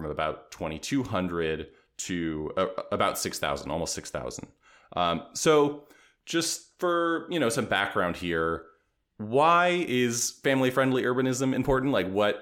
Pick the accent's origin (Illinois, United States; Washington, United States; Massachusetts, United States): Washington, United States; Seattle; Having grew up my whole life in the Seattle area